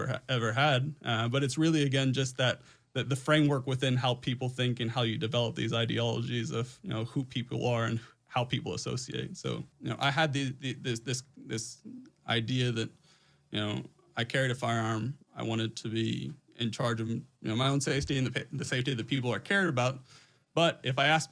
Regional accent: Houston, Texas, United States; born and raised in Houston, Texas

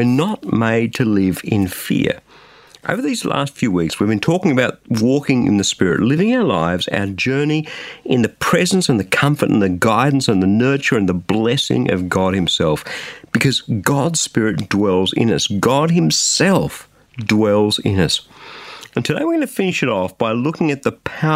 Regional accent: just south of Sydney, New South Wales, Australia; in a small but comfortable home just south of Sydney in Australia

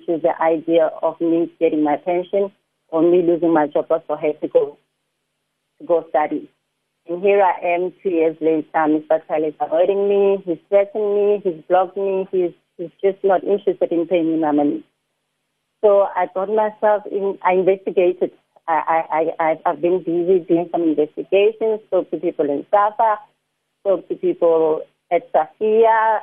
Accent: South Africa; I'm originally from Harangua

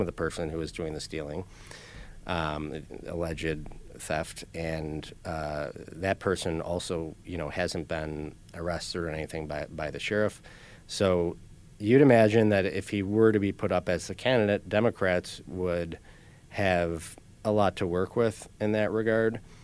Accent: Buffalo, New York, United States; I was born in South Buffalo myself here, um, and lived there for a while

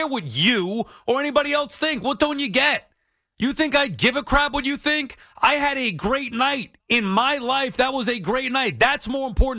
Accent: Long Island, New York, United States; I'm from Long Island

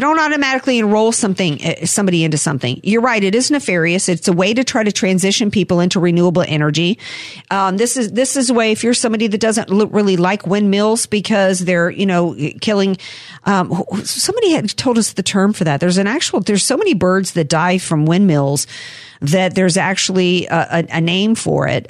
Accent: New Orleans, Louisiana, United States; moved away; when I first moved out here, because I'm from New Orleans

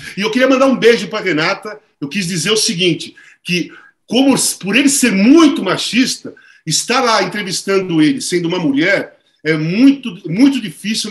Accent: Brazil; also born or lived in Turin, Italy; da favela, da zona leste, onde eu nasci

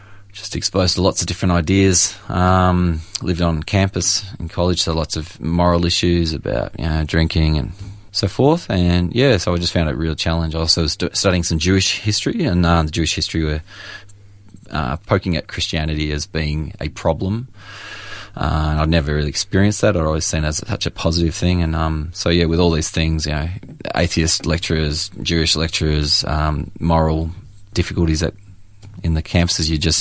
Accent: Churchill, Victoria, Australia; also born or lived in Moe; I was born in Moe and grew up in Churchill, Latrobe Valley

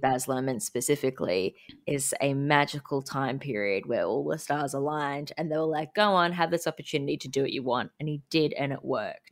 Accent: Sunshine Coast, Queensland, Australia; I grew up on the Sunshine Coast

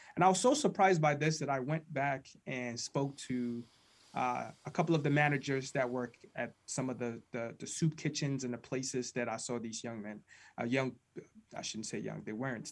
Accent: Ghana; now in United States; I was born and raised in Ghana, West Africa

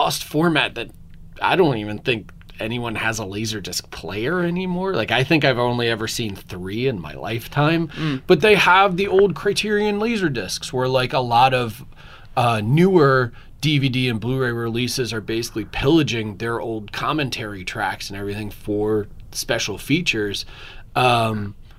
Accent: Philadelphia, Pennsylvania, United States; moved away; I'm from Philadelphia originally

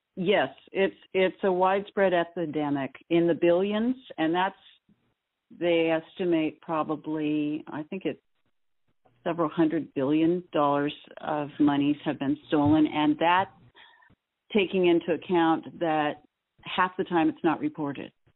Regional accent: Southern California, United States; we grew up in SoCal in the 70s, which was hot as blazes.

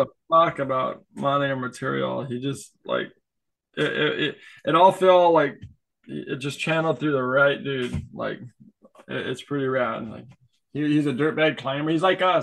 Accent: Kailua, Hawaii, United States; growing up in Kailua, I didn't have a license

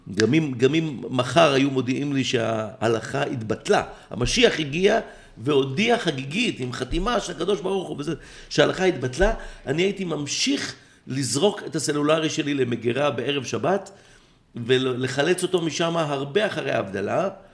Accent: Israel; כי אני ישראלי

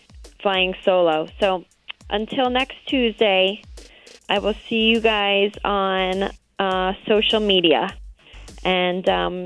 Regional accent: New York, United States; I cannot in my right mind root for the Patriots, because I am a New Yorker.

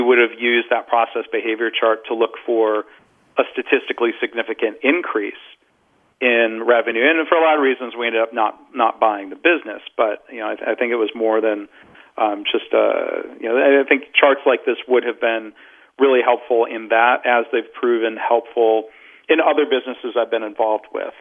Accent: Detroit, Michigan, United States; I grew up in the Detroit area.

